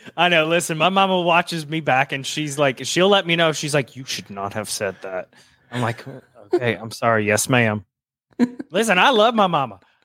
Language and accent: English; the South, United States; I'm from the South